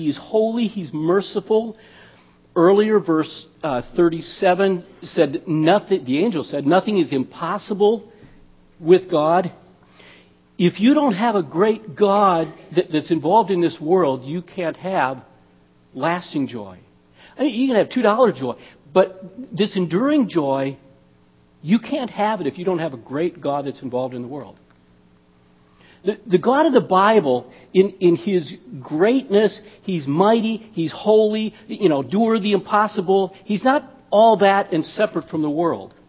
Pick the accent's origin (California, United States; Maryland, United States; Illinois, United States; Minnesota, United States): Minnesota, United States; I'm from Minnesota